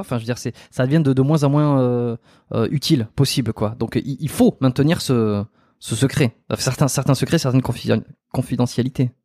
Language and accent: French; south-west France, France; je suis du Sud-Ouest